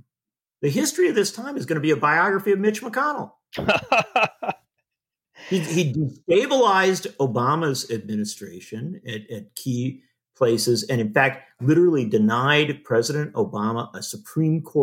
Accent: Wisconsin, United States; I live in Wisconsin. In my home state of Wisconsin

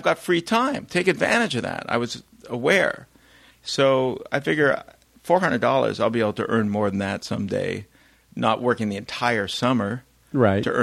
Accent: Canada

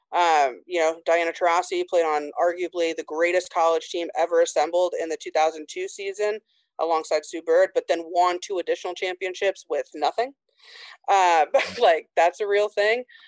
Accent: Indiana, United States; I grew up in Indiana in a really small town

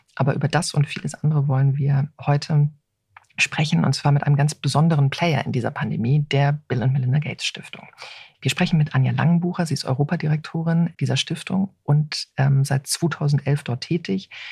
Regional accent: Germany; als Deutsche

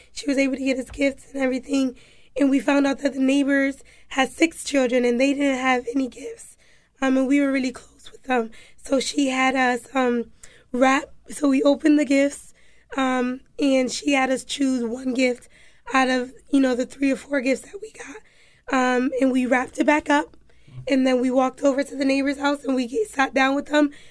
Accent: Hartford, Connecticut, United States; also born or lived in New Haven / Florida / Alabama / South Carolina; I grew up in Hartford. Um, I was born in New Haven, but after I was born in New Haven, I traveled to Florida, Alabama, South Carolina. Um, but when I was about, um, five, I came back to Hartford, and from there I've been here

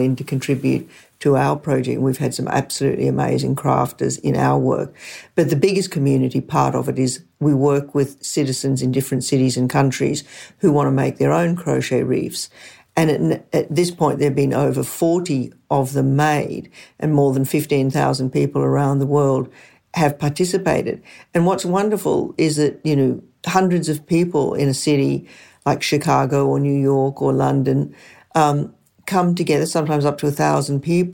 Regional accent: Brisbane, Queensland, Australia; we grew up in Brisbane, Australia, which is the state where the Great Barrier Reef is.

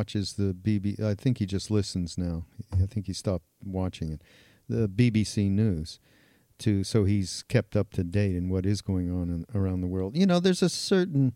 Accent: Canada; I'm Canadian

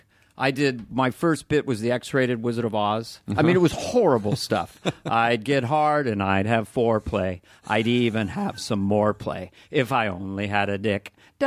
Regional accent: California, United States; We're from Northern California, so I was sweating the entire time.

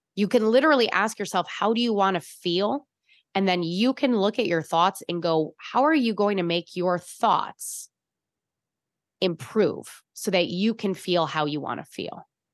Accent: Chicago, Illinois, United States; accent: Chicago; now in San Francisco, United States; I'm from Chicago. I, it was pavement land.

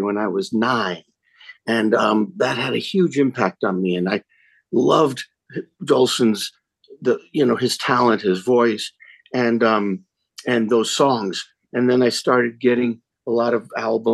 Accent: New York, United States; now in Colorado, United States; I grew up in New York, so I grew up with winters

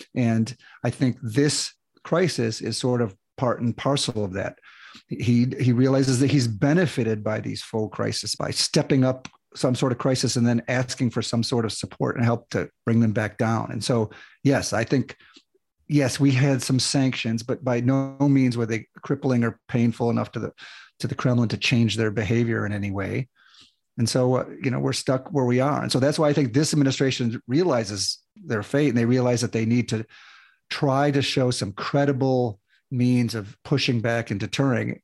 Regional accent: United States; I'm an American

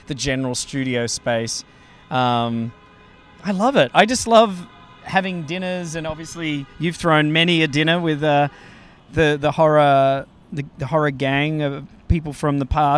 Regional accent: Australia; moved away as an adult; now in Los Angeles, United States; I'm from Australia

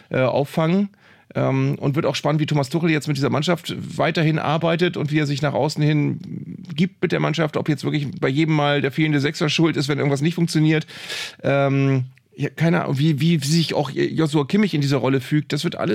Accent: Bremen, Germany; was ich als Bremer ein bisschen befremdlich finde

